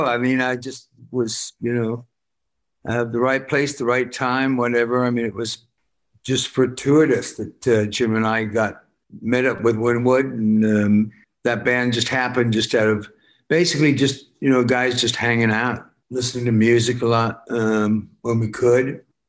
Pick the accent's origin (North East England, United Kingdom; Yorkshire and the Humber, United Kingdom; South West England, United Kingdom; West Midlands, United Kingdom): West Midlands, United Kingdom; Worcester; I'm from Worcester. Yeah. I'm just, you know, running around in farmland.